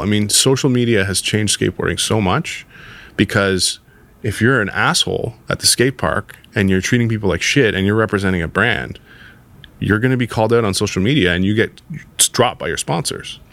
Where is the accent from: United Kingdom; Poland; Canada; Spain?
Canada; Toronto, Ontario; skateboarding was a big part of my life growing up in the West End in Toronto